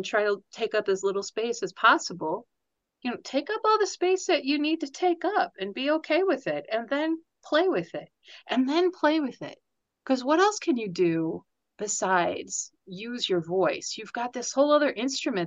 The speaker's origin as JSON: {"language": "English", "country": "United States", "said": "As an American"}